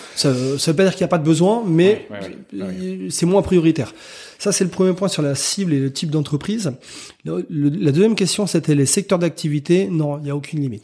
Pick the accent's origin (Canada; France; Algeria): France; Rennes, Brittany; moved away as an adult; also born or lived in Cholet; now in Tours, France; pas natif, mais originaire, on va dire, de Rennes, puisque j'y ai passé la plupart de ma vie et notamment mes études